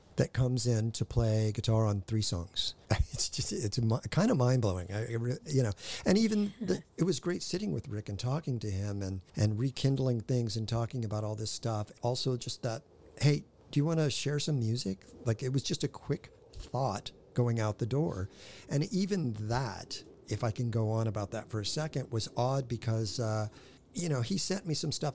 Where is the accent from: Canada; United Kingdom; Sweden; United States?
United States; Hawthorne, California; I was born in Hawthorne